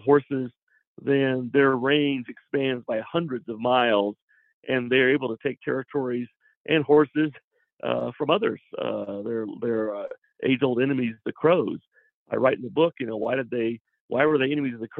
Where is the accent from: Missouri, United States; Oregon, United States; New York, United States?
Missouri, United States; I grew up in Missouri as a Southern Baptist